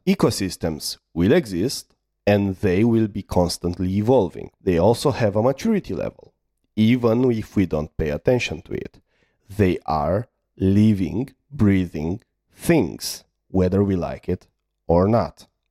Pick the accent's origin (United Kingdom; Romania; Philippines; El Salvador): Romania; I'm from Romania